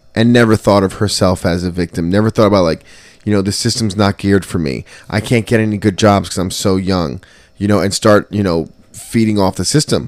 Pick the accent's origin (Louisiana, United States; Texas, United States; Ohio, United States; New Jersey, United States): New Jersey, United States; Trenton; I was growing up in Trenton